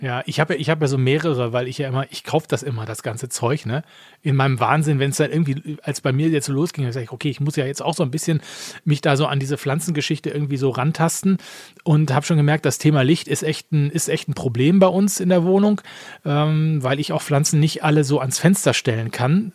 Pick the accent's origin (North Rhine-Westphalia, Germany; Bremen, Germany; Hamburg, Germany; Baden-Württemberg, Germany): North Rhine-Westphalia, Germany; Essen; ich komme gebürtig aus Essen